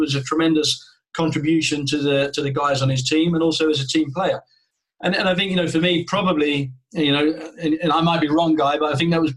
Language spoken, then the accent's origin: English; United Kingdom; to come as a Brit